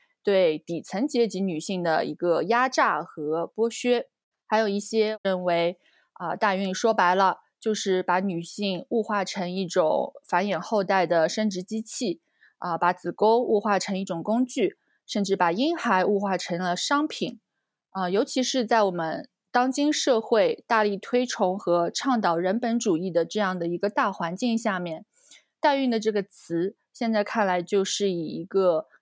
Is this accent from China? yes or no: yes; China; 哦，就是我们中国人概念里的借腹生子。